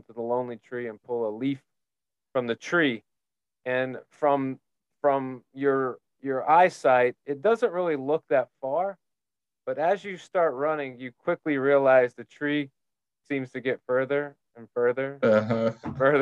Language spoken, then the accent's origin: English; Tennessee, United States; now in Florida, United States; growing up in Tennessee, you get a lot of multi-sport athletes because of the seasons.